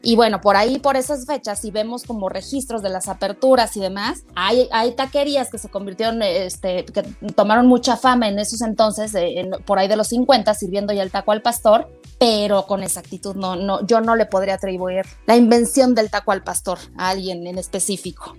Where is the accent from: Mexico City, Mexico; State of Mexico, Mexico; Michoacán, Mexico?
Mexico City, Mexico; soy tan chilanga que si yo salgo de, Ciudad de México